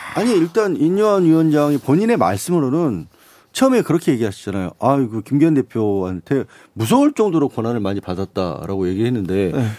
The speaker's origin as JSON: {"language": "Korean", "town": "Suncheon", "region": "South Jeolla", "country": "South Korea", "tie": "born or raised there", "said": "제가 개인적으로 또 고향이 순천이다 보니까"}